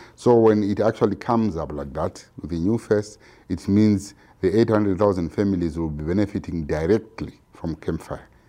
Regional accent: Zimbabwe; I'm from Zimbabwe

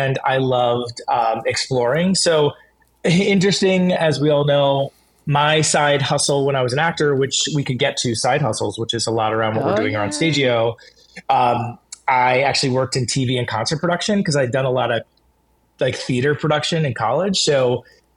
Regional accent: Southwest Florida, United States; moved away as an adult; I grew up in Southwest Florida

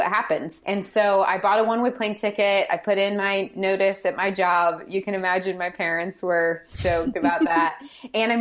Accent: St. Louis, Missouri, United States; I grew up in St. Louis, or right outside of St. Louis

